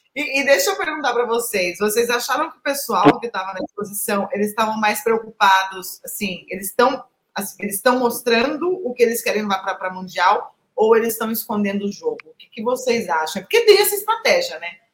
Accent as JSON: {"language": "Portuguese", "town": "Avaré", "region": "São Paulo", "country": "Brazil", "said": "sou de Avaré"}